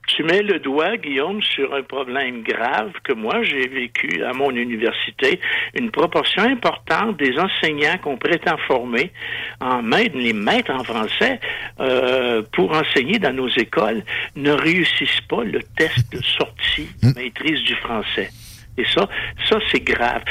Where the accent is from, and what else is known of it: Quebec, Canada